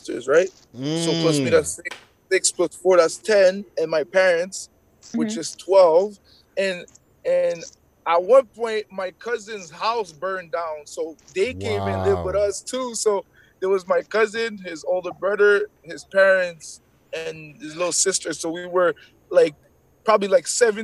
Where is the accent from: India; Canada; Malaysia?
Canada; Montreal, Quebec; first language French; English is a second language; I'm from St. Henry